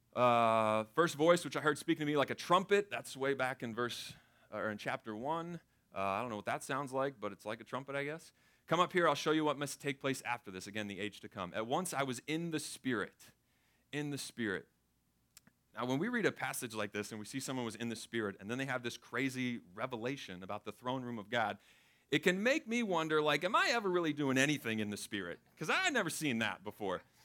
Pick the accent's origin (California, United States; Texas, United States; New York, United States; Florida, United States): Florida, United States; Tampa; I grew up in Florida, grew up in Tampa Bay, the lightning capital of the world